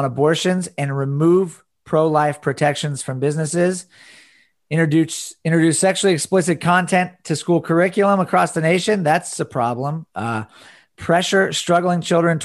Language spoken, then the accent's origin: English; United States; American Christians.